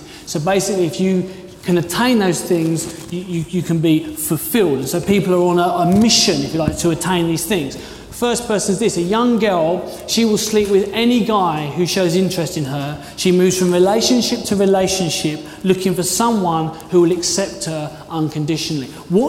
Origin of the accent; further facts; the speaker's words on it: London, United Kingdom; now in Dorchester, United Kingdom; I came from London. I wanted to be in the big city.